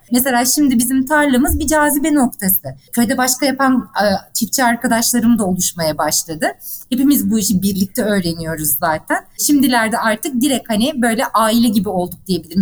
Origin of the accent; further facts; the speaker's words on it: İzmir, Turkey; moved away as an adult; also born or lived in Muğla / Istanbul; ben evet İzmir doğumluyum. İzmirliyim.